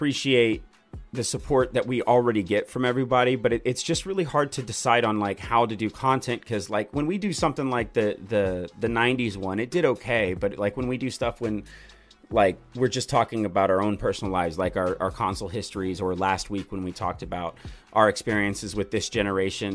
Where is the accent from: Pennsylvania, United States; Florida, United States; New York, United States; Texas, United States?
Texas, United States; Houston; I grew up in Houston